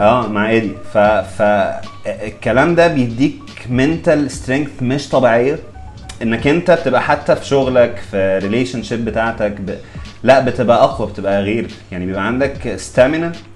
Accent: Egypt

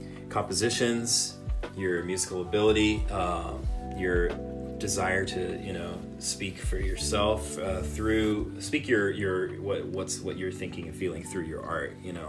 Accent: Los Angeles, California, United States; also born or lived in United Kingdom / Southern Orange County; I was born in Los Angeles, raised in a couple of different places, Los Angeles, the UK, and Southern Orange County

